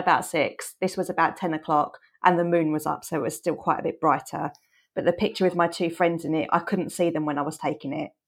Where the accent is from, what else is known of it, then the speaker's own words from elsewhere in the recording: England, United Kingdom; we're from England